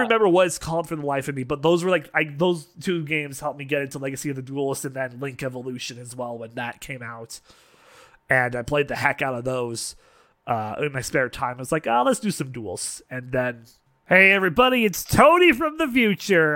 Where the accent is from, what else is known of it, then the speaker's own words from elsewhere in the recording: Canada; being Canadian